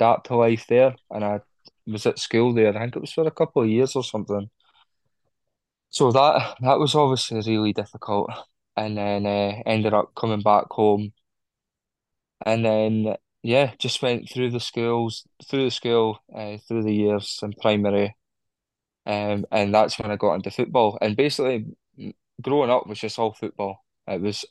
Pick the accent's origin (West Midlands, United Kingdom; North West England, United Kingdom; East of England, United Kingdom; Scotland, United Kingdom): Scotland, United Kingdom; Edinburgh; I was born in Edinburgh